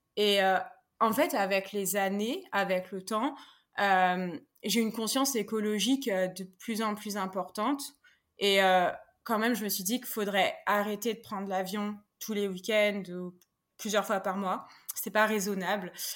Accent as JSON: {"language": "French", "country": "France", "moved": "as an adult", "lives_now": "Stockholm, Sweden", "said": "je suis installée en Suède depuis deux ans alors que je suis française"}